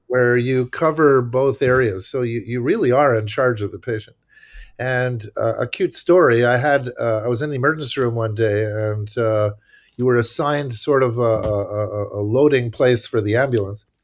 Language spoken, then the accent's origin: English; Montreal, Quebec, Canada; moved away as an adult; now in United States; I'm from Montreal, Quebec, Canada, so I'm not American, uh, although I sort of became an American, but not, not by birth